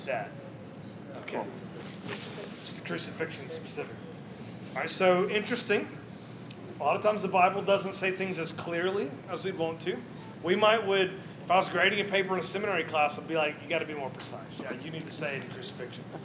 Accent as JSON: {"language": "English", "region": "the South", "country": "United States", "said": "In the South, are even worse because we can't do the you, you thing. Like, we have to say y'all."}